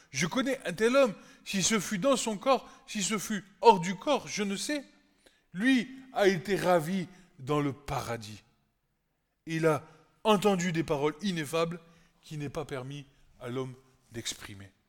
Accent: Egypt; je me rappelle d'où je viens. je viens de l'Égypte, et c'est comme ça.

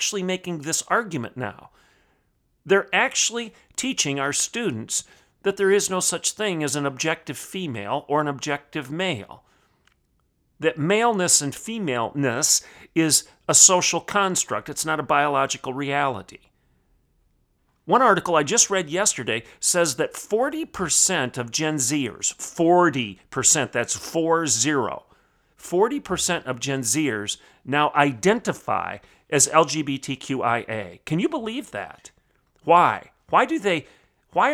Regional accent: Oklahoma, United States; look no further than my home state of Oklahoma

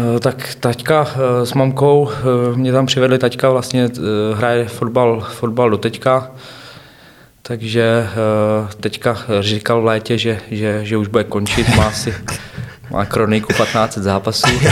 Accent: Převýšov, Hradec Králové Region, Czechia; also born or lived in Chlumec nad Cidlinou; Vyrůstal jsem v Převýšově, to je tři kilometry eh, obrovská vesnice. od Chlumce právě

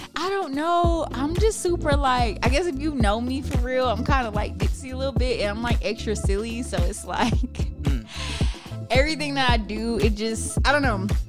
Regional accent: Ellenwood, Georgia, United States; I'm from Ellenwood. I'm from the east side, so that's where my family's from

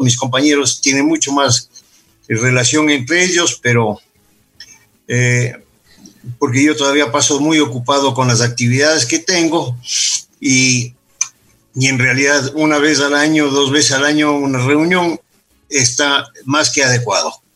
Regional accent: Quito, Pichincha, Ecuador; Yo soy nacido en Quito. Mis padres eh, fueron eh, emigrantes europeos por razón de la Segunda Guerra Mundial y, y, se conocieron acá. Entonces, yo nací en el año 48 del siglo pasado aquí en Quito.

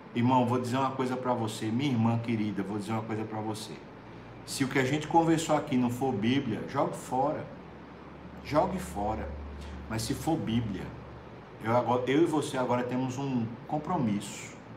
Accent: Brazil; como brasileiro

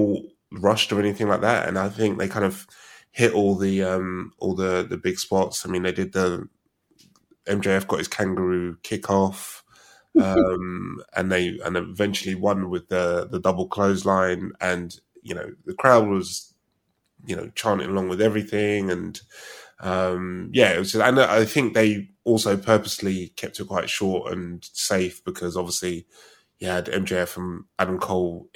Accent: United Kingdom; We're British

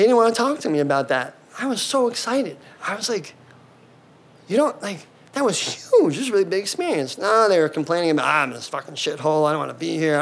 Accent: United States

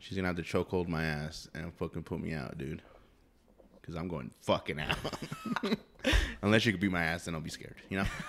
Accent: New Mexico, United States; Here in New Mexico, if you didn't know, we're from New Mexico.

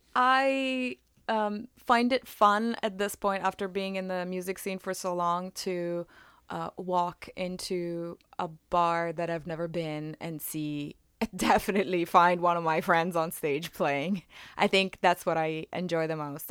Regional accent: Italy; moved away as an adult; also born or lived in Philadelphia area; now in Philadelphia, United States; I am originally from Italy. I, uh, have been in the Philadelphia area for about thirteen years now

